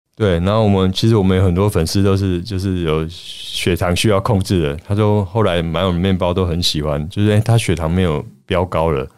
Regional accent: Taiwan; 就主要是想要代表我们台湾人。

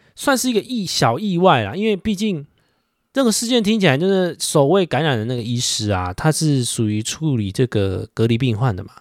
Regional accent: Taiwan; 身为台湾人的一个情感大于法律的那种心态

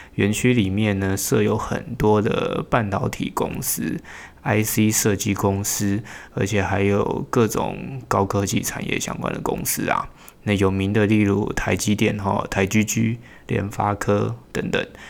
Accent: Hsinchu, Hsinchu City, Taiwan; 我自己是在新竹市土生土长的人哈，从小读书到现在呢，工作都还在新竹

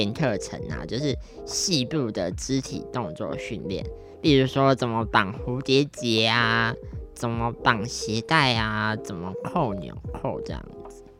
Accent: Taiwan; accent: Taiwanese Mandarin; 其实我以前是有点台湾国语的一个小朋友，就是可能从前我常常咖啡讲成咖黑啊，或者是一些语词啊讲的怪腔怪调的这样子。

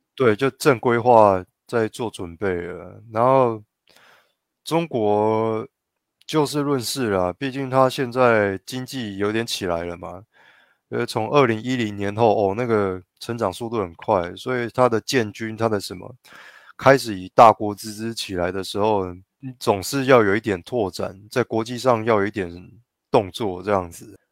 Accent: Taiwan; 我台湾人自家的领空

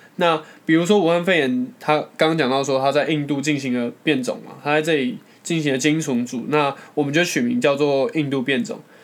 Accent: Taiwan; 我们台湾人民

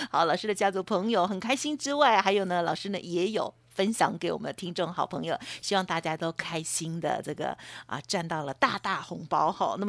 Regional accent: Taiwan; 我们台湾人有很多

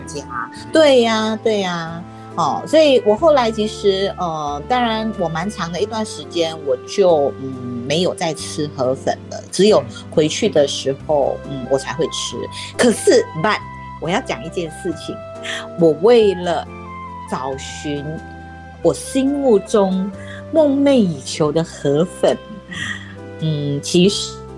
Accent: Penang, Malaysia; now in Taiwan; 就大家知道我是马来西亚人嘛， 而且我是马来西亚槟城人

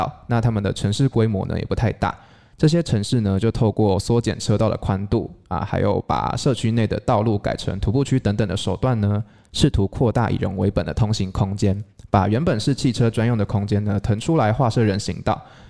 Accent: Changhua County, Taiwan; 比如说像台南或是我的家乡彰化这两个城市的旧市区

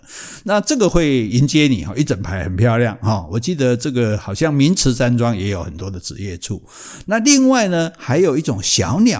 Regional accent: Taiwan; 我们台湾人现在水准也很高嘛，也不会去乱抓这些鸟

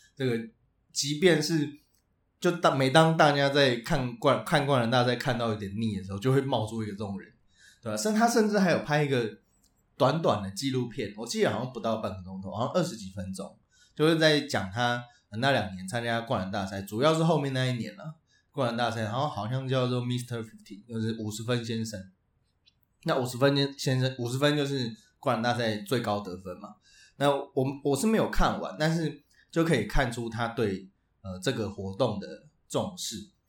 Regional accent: Tainan, Taiwan; 身为台南惊仔

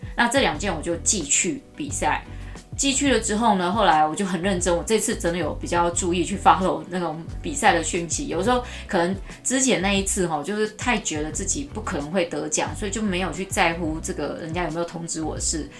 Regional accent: Taichung, Taiwan; 我太丢我们台中人的脸了

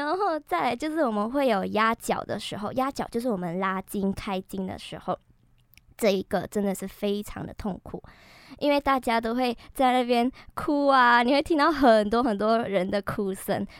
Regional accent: Malaysia; moved away as an adult; now in Taiwan; 我是马来西亚人。

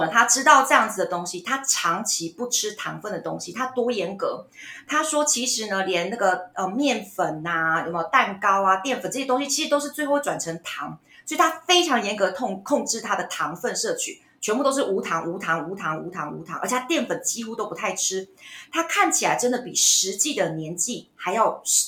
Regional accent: Taiwan; 我们台湾人其实很遵从日本的养生

